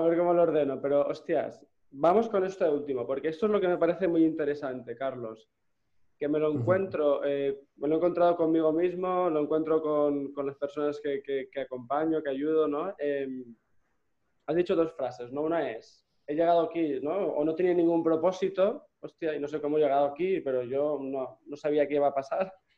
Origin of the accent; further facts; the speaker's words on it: Gandia, Valencian Community, Spain; moved away as an adult; also born or lived in Barcelona; Yo soy de Gandía